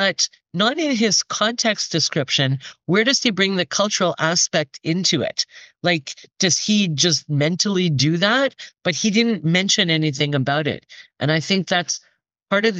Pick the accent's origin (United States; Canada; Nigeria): Canada; Toronto, Ontario; I was coming from the East Coast and because I was coming from Canada and Toronto